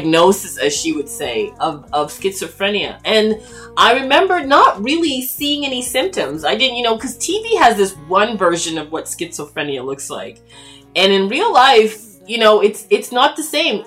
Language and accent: English; Toronto, Ontario, Canada; I grew up in, born and raised in Toronto, Canada